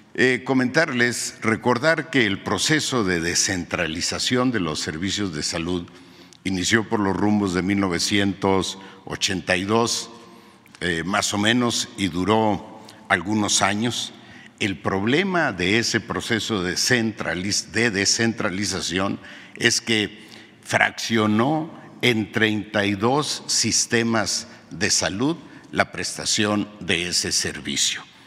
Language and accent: Spanish; Sierra de Sonora, Mexico; mi pueblo en la Sierra de Sonora